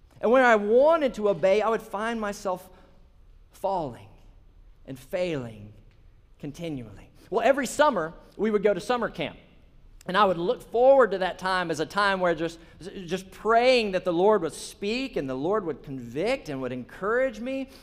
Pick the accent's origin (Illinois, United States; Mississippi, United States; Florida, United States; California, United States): Mississippi, United States; Holly Springs; I'm from Sladen, Holly Springs, Mississippi, so north of here, and I was a teenager in Sladen Baptist Church